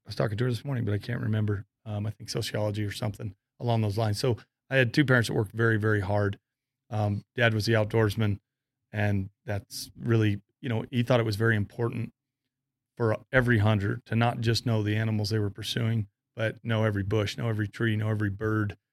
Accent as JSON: {"language": "English", "region": "Florida", "country": "United States", "tie": "born or raised there", "also_born_or_lived": "Fort Collins, Colorado", "moved": "as an adult", "lives_now": "Colorado, United States", "said": "I grew up hunting in Florida and trapping possums and coons"}